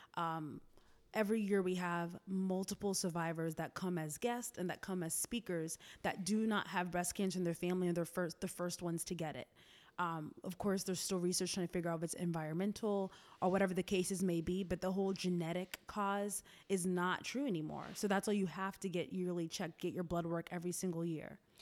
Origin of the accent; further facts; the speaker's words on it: Tallahassee, Florida, United States; moved away as an adult; also born or lived in Boston; now in Atlanta, United States; I was born in Boston, raised in Florida, Tallahassee to be exact.